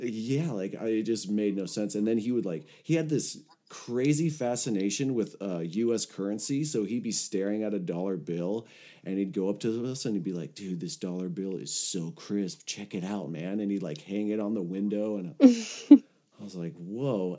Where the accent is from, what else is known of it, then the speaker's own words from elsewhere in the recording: Los Angeles, California, United States; I had moved back to my hometown of Los Angeles